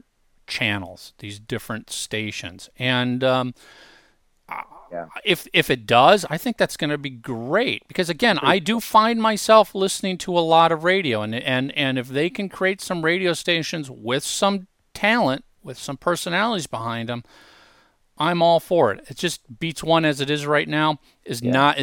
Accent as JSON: {"language": "English", "region": "Minnesota", "country": "United States", "tie": "born or raised there", "said": "as a kid, I grew up in Minnesota"}